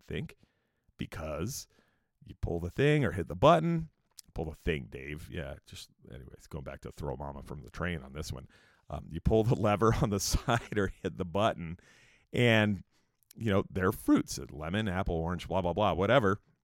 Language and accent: English; Escondido, California, United States; also born or lived in San Diego; I had moved back to a town called Escondido in California, where I kinda grew up a little bit